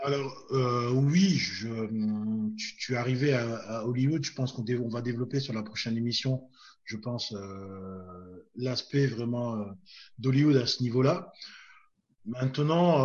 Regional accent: France; on est français, on est occidentaux

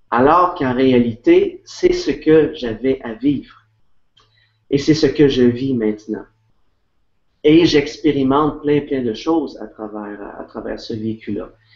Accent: Quebec, Canada; je suis québécois.

